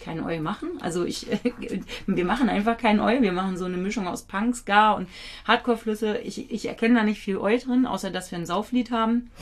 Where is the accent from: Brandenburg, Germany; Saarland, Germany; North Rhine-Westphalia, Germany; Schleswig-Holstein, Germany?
Schleswig-Holstein, Germany; Kiel; ich bin ja in Kiel geboren